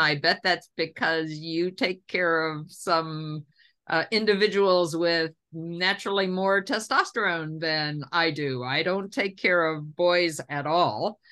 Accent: Tennessee, United States; I'm a Tennessean, and I have really complicated feelings about growing up in the South

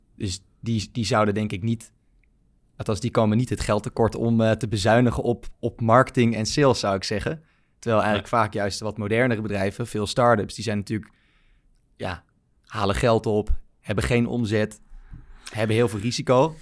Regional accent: Baarn, Utrecht, Netherlands; moved away as an adult; now in Amsterdam, Netherlands; Ik ben opgegroeid in Baarn, klein dorpje, provincie Utrecht

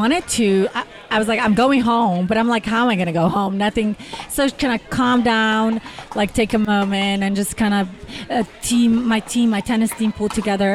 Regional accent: Slovenia; moved away as an adult; also born or lived in Texas; born and raised in Slovenia

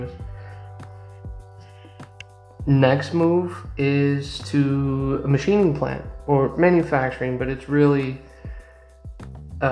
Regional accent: United States; I'm American, and as an American, you kind of miss out on that experience

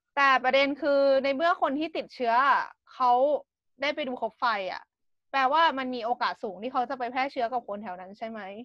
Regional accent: Thailand; now in Japan; สำหรับเราคนไทย

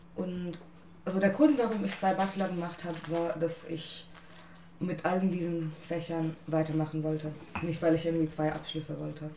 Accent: India; German is a second language; moved away as an adult; now in Germany; ich bin in Indien geboren und aufgewachsen und bin seit letztem Jahr hier

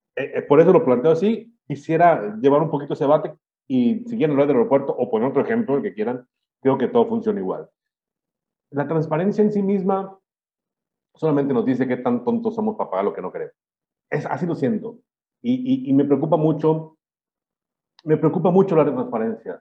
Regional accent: Mexico

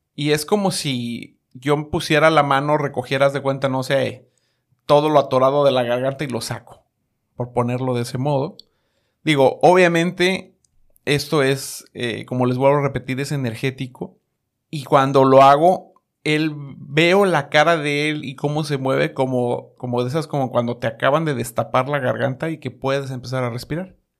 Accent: Mexico; moved away; also born or lived in New York; Soy mexicano

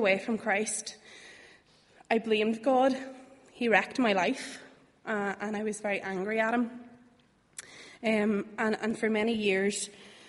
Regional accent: Bangor, Northern Ireland, United Kingdom; moved away as an adult; now in Belfast, United Kingdom; I'm originally from Bangor.

